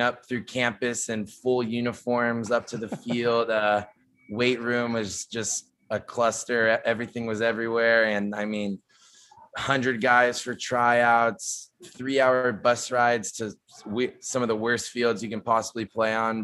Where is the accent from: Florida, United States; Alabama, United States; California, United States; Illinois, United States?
California, United States; San Diego; moved away as an adult; also born or lived in New Orleans; I'm from San Diego, West Coast guy